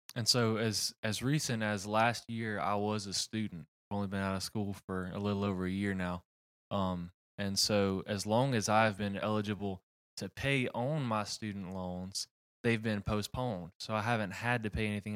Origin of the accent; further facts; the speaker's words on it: United States; as an American